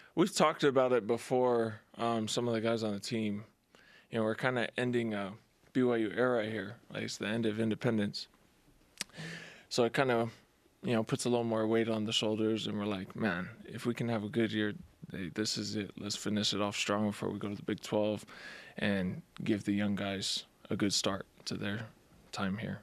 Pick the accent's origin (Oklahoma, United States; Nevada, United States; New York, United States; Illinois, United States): Nevada, United States; Las Vegas; moved away; my hometown